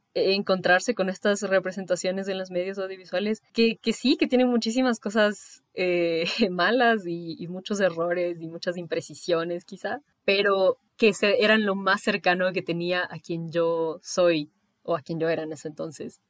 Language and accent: Spanish; Ecuador; soy de Ecuador